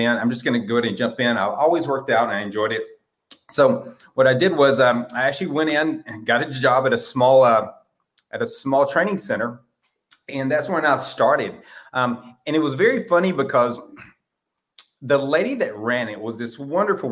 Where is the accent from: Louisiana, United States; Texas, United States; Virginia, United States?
Texas, United States; I am from Texas